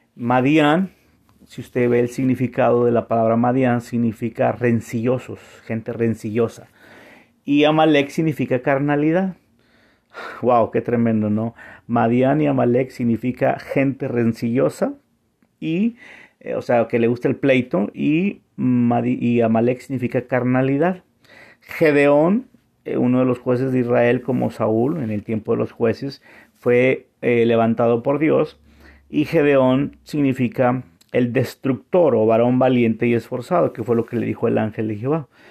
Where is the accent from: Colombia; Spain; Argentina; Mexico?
Mexico; Monterrey, Nuevo León; moved away as an adult; also born or lived in San Antonio, Texas / Vancouver, Canada; now in Montreal, Canada; yo soy de Monterrey, México